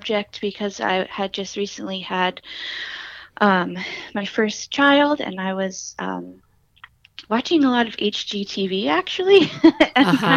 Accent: New Haven, Connecticut, United States; I'm originally from New Haven

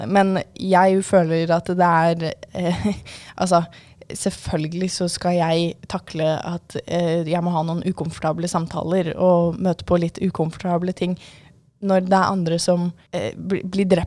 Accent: Oslo, Norway; now in Sandefjord, Norway; Ja, og jeg, altså, som sagt så kommer jeg jo fra Oslo, og selv om ikke jeg har bodd der på en god del år nå, så er jeg jo fortsatt der mye, for det er der familien min stort sett er fra.

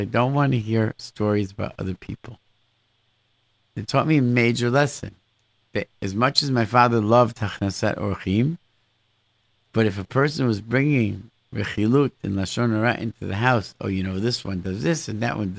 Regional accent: Rochester, New York, United States; growing up in Rochester, where I grew up

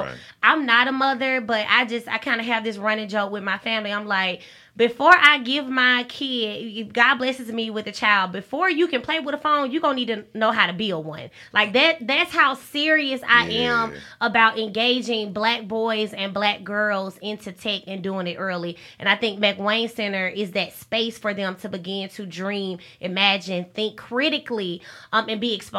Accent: Alabama, United States; So when I go out of town and I tell people that I'm from Alabama, that is normally the first question that they ask.

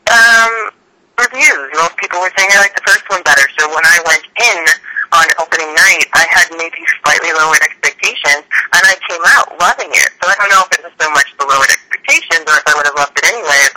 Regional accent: New England, United States; now in Los Angeles, United States; I currently live in Los Angeles, but I was born and raised in New Englander.

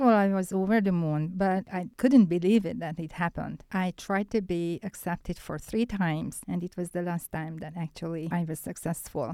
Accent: Budapest, Hungary; English is a second language; I'm from Hungary, and I'm from Budapest

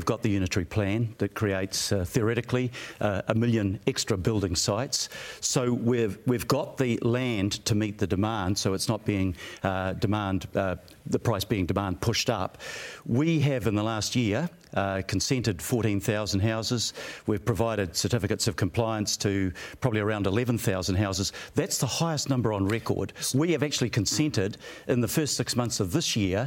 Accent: Auckland, New Zealand; I was born and bred in Tamaki Makaurau

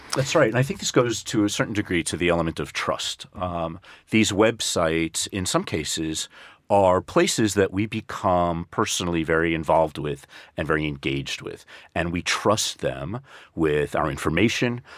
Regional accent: United States; moved away; my home country, the United States

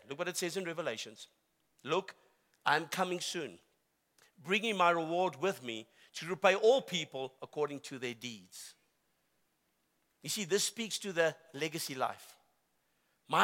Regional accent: South Africa; I am a South African. And I love my country

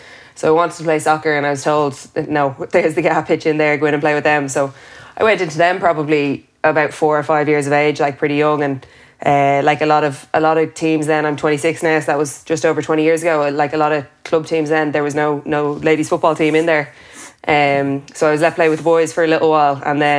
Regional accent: Dublin, Leinster, Ireland; growing up in Vincent's.

